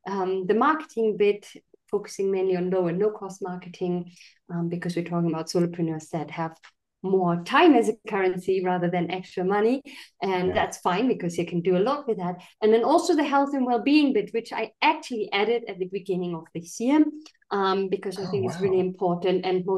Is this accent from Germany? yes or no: yes; Germany; moved away; And I'm originally from Germany, but I was living in all kind of different countries.